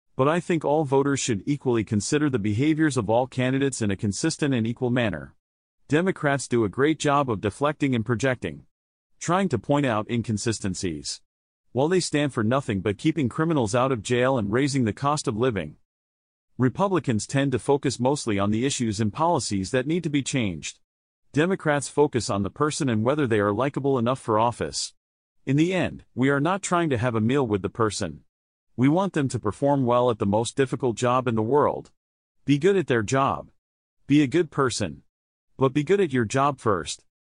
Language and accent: English; New Jersey, United States; We are all from New Jersey.